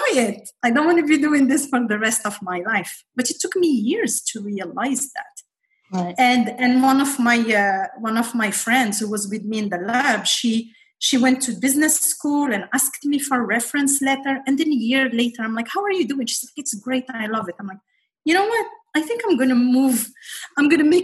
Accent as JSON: {"language": "English", "country": "Morocco", "tie": "born or raised there", "also_born_or_lived": "Paris, France", "moved": "as an adult", "lives_now": "United States", "said": "I grew up in Morocco."}